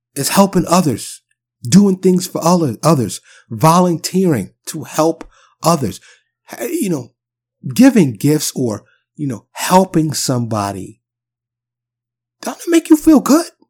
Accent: New York City, New York, United States; moved away as an adult; now in Texas, United States; I'm born and raised in New York City. I'm a New York native, but I do live in, in the South now, I live in Texas

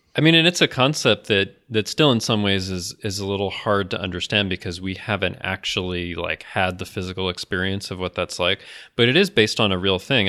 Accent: United States

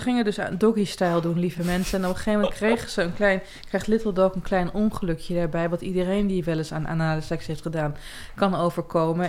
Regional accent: Twente, Overijssel, Netherlands; Ik kom uit Twente

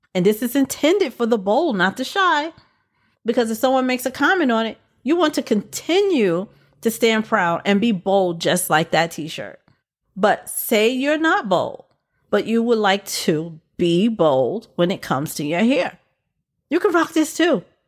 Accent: New York City, New York, United States; my hometown where I was born with this one. went to school and lived in B K most of my life. B K is also known as Brooklyn

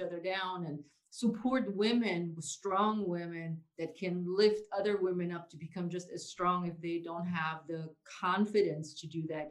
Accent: Germany; moved away; I was raised in Germany

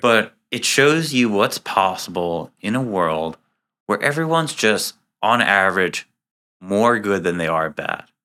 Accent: New York City, New York, United States; also born or lived in Israel; now in Boston, United States; I was born and raised in Queens, New York, which is the most diverse place in the United States.

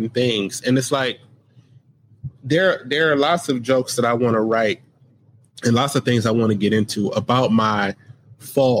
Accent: United States; I grew up in America

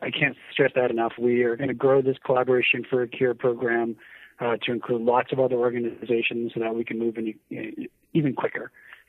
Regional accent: New Hampshire, United States; No, I'm originally from New Hampshire, so I often get accused of having like a Canadian accent.

